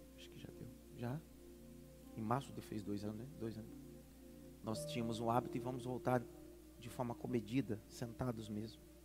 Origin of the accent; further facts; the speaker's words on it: Northeast Region, Brazil; accent: Nordestino; eu não tenho um sotaque nordestino, já deu para perceber eu que puxo. Eu puxo, eu, eu faço questão de dizer onde eu nasci.